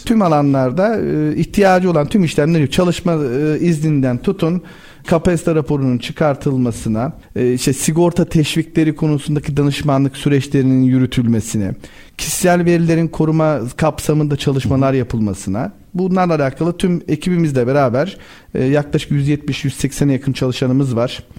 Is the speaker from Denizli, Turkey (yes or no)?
yes; Babadağ, Denizli, Turkey; Ben Denizli Babadağlıyım.